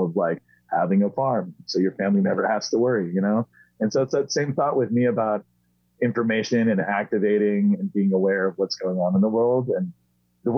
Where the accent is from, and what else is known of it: San Diego, California, United States; born or raised there; also born or lived in Maui